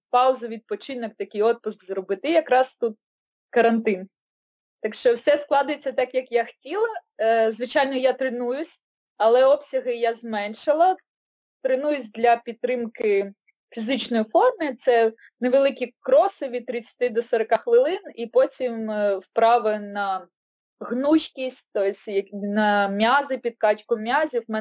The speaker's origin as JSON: {"language": "Ukrainian", "town": "Odesa", "region": "Odesa Oblast", "country": "Ukraine", "tie": "born or raised there", "moved": "as an adult", "lives_now": "Kyiv, Ukraine", "said": "з вами з України, Київ, але родом я з Одеси. 28 років жила в Одесі і вже другий рік от в Києві мешкаю"}